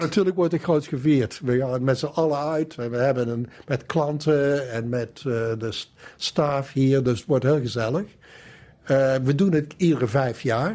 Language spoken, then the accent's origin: Dutch; Valkenswaard, North Brabant, Netherlands; moved away as an adult; also born or lived in Amsterdam; Ik kom dus uit Brabant. Ik kom uit Valkenswaard. En ben daar opgegroeid